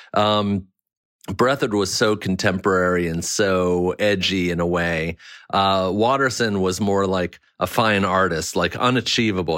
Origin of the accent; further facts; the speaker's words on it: Maryland, United States; it was like a two-year sliver where I grew up in Maryland